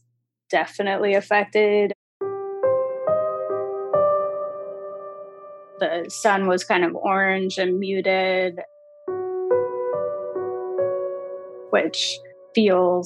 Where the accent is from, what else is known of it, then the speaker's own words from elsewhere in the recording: Los Angeles, California, United States; I grew up